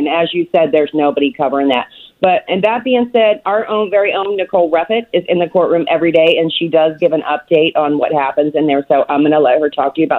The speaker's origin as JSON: {"language": "English", "region": "California", "country": "United States", "said": "we're in D.C. I'm from California"}